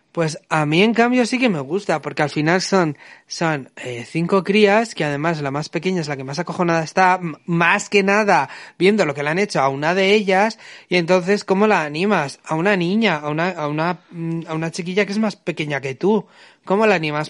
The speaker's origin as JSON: {"language": "Spanish", "town": "Bilbao", "region": "Basque Country", "country": "Spain", "tie": "born or raised there", "said": "nacido y criado en Bilbao"}